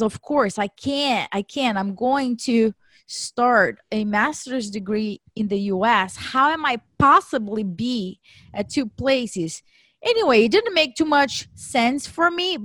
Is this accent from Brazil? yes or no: yes; Brazil; moved away as an adult; now in United States; I was born and raised in Brazil